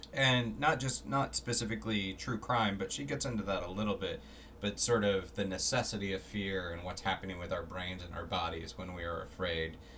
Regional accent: Florida, United States; I grew up in Florida, so we had a lot of road trips

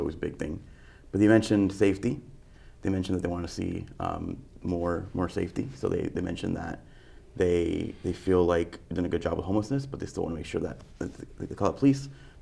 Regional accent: Costa Mesa, California, United States; my time growing up in Costa Mesa

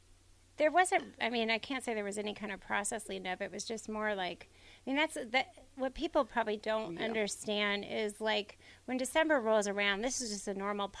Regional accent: Hawaii, United States; I'm from Hawaii. Bill used to recruit all the time in Hawaii.

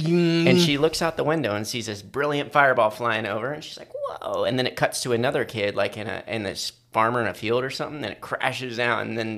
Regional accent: Ohio, United States

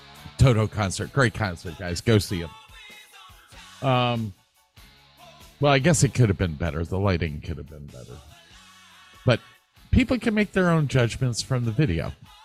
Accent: United States; I am an American

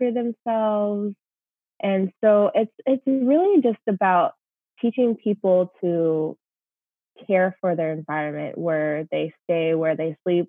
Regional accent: Olympic National Park, Washington, United States; I grew up in the Olympic National Park of Washington State

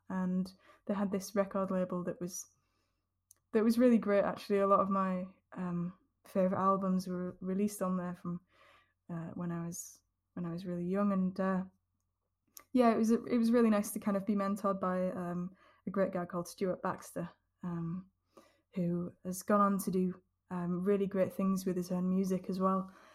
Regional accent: Yorkshire and the Humber, United Kingdom; the scene that I grew up with in Yorkshire

